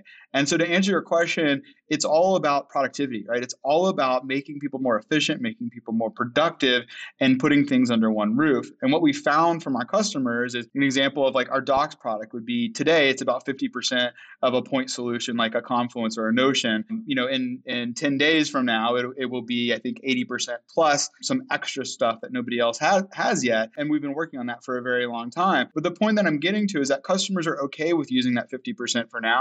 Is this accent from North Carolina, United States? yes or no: yes; North Carolina, United States; I grew up in North Carolina